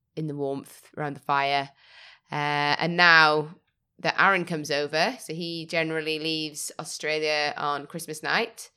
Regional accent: Wales, United Kingdom; now in Leeds, United Kingdom; My whole house is adorned with things from home, from Wales. My mother is not letting me forget that I'm Welsh.

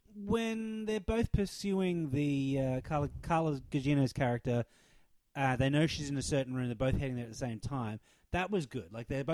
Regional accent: Texas, United States; I'm from Texas

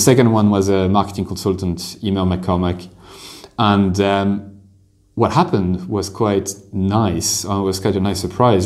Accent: France; moved away as an adult; now in Dublin, Ireland; I did one year in a business school in France, a, a, an average business school uh, in my hometown

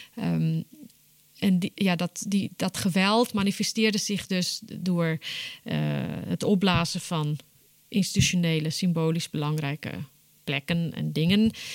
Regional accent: Johannesburg, Gauteng, South Africa; moved away as an adult; now in Groningen, Netherlands; Ik ben geboren en getogen in Johannesburg, Zuid-Afrika, maar ik woon sinds 2000 in Groningen.

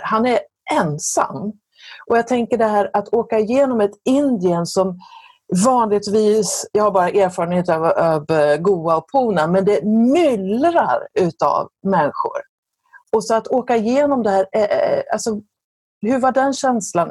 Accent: Sweden; vi svenskar

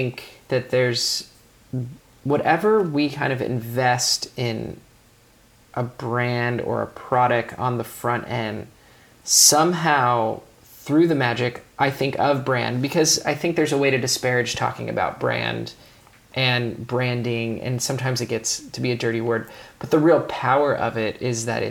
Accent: California, United States; I'm from California

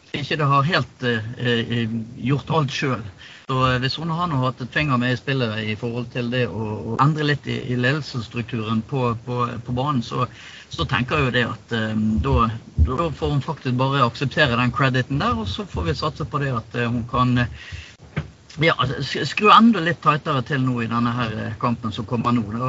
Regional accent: Bergen, Vestland, Norway; vi er bergensere

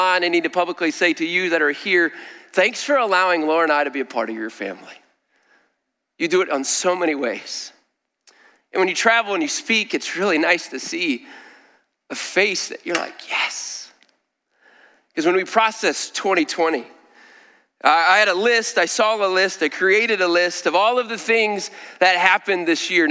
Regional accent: Middlebury, Indiana, United States; I grew up in Middlebury, 711 Highland Drive

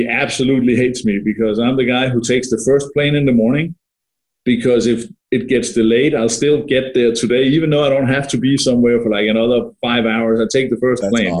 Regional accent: Denmark; accent: Danish; moved away; I'm obviously from Denmark

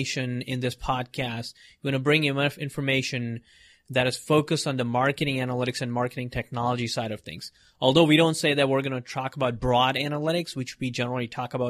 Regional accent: Mumbai, Maharashtra, India; I was born in India in Mumbai and, big city and all those craziness, a lot of people. And I grew up there

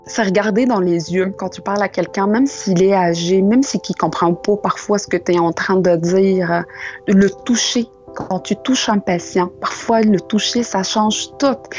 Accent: Tunisia; moved away as an adult; now in Quebec City, Canada; Je suis une immigrante. Ça fait six ans que je suis à Québec. Je suis partie avec un rêve de la Tunisie.

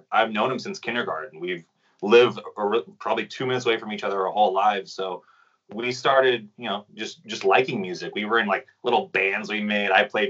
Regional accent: Carlsbad, California, United States; So I grew up in Carlsbad, California. And for those who don't know where that is, San Diego, California, really close to the border of Mexico.

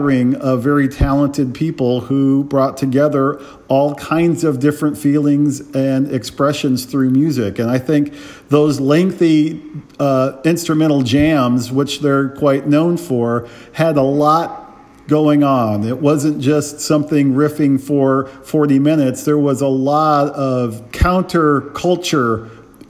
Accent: Menlo Park, California, United States; I grew up in the Bay Area. I went to high school in Menlo Park, not too far away from Palo Alto

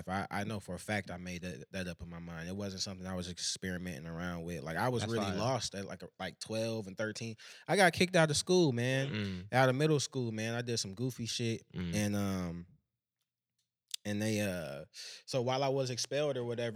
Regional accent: Cleveland, Ohio, United States; yeah, I'm from Cleveland and I'm doing this big

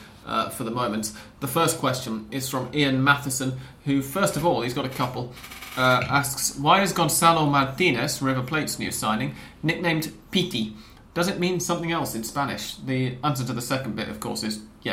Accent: England, United Kingdom; we're English

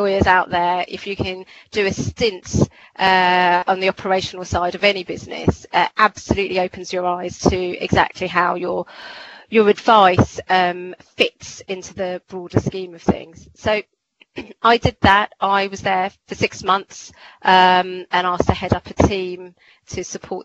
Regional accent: Croydon, London, United Kingdom; I was born and bred in Croydon

